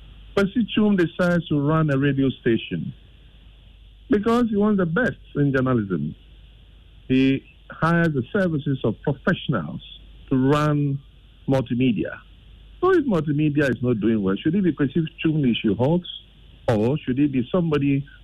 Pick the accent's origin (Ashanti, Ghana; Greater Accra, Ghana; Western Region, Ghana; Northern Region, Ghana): Greater Accra, Ghana; I'm from Ayama so Central, and my assembly has also not been doing well in maintaining circle and its environment.